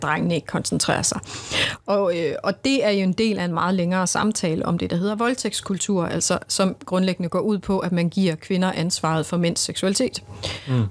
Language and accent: Danish; Central Jutland, Central Denmark Region, Denmark; jeg kommer også fra Midtjylland